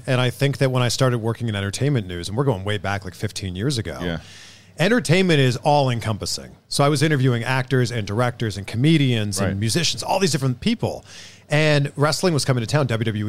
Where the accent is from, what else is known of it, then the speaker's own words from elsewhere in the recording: Toronto, Ontario, Canada; moved away as an adult; also born or lived in Cleveland / Miami / Fort Lauderdale; now in Los Angeles, United States; Originally Toronto.